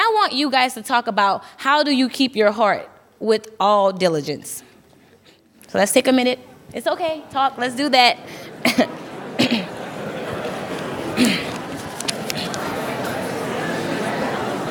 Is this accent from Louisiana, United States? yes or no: yes; Louisiana, United States; moved away as an adult; now in Minnesota, United States; I'm from Louisiana, born and raised. I've been here for almost 4 years